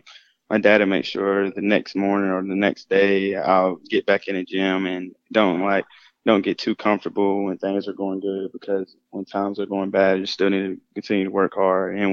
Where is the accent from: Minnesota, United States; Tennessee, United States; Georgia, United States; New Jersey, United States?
Tennessee, United States; Knoxville; moved away; I grew up in Knoxville, Tennessee, my whole life, born and raised